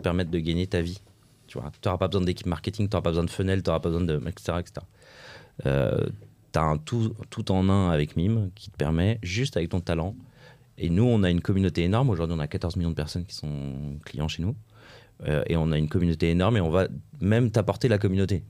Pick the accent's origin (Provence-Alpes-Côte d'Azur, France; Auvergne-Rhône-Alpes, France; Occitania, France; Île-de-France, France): Auvergne-Rhône-Alpes, France; Lyon; je suis lyonnais